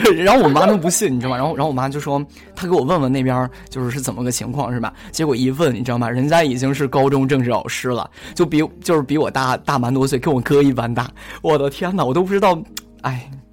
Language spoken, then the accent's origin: Chinese; Shandong, China; also born or lived in Xiamen; 我爸妈是他们是比较想让我留在就是山东省内嘛